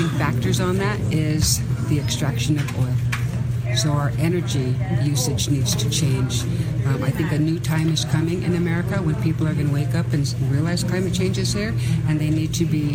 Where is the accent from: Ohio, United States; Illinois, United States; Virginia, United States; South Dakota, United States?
South Dakota, United States; Rosebud; now in Standing Rock, United States; I'm from Rosebud, South Dakota. I'm currently a resident of the Standing Rock camp